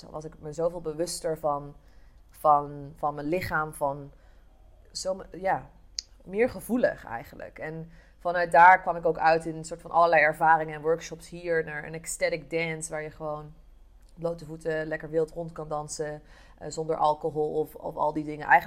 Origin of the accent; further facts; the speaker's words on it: Eindhoven, North Brabant, Netherlands; Ik kom oorspronkelijk uit Eindhoven, eh, dus eh, geboren en ehm, getogen Brabant, al hoor je dat niet echt terug.